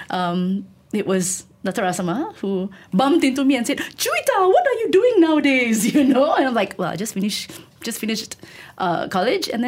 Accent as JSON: {"language": "English", "town": "Tanjung Malim", "region": "Perak", "country": "Malaysia", "tie": "born or raised there", "said": "I grew up in Tanjung Malim. And my entire growing up years, my teenage years, I thought my future would just be"}